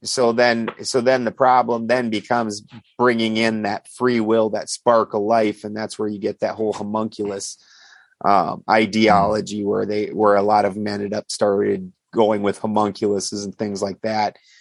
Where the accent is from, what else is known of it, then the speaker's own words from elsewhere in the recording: South Dakota, United States; also born or lived in Richfield, Minnesota / Bloomington, Minnesota; now in California, United States; I'm from South Dakota